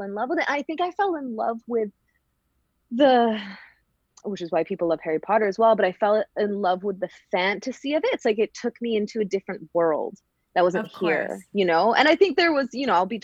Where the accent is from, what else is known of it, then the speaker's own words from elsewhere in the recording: Canada; moved away as an adult; also born or lived in Vancouver, British Columbia / Calgary, Alberta; now in Glasgow, United Kingdom; I'm Canadian. I'm from West Coast Canada, Vancouver and Calgary. And then I moved over to Glasgow almost 6 years ago now.